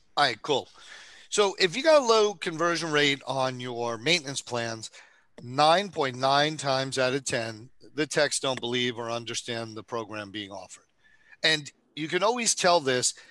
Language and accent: English; New York, United States; I'm from New York